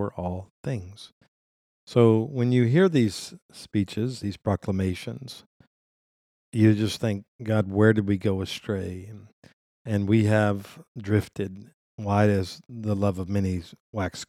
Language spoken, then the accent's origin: English; United States; as an American